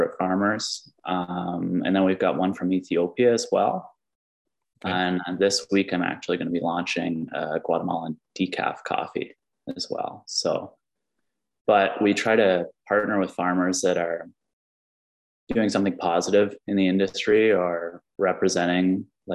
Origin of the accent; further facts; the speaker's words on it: Springbrook, Ontario, Canada; I grew up in Springbrook. So I have a lot of family in the area.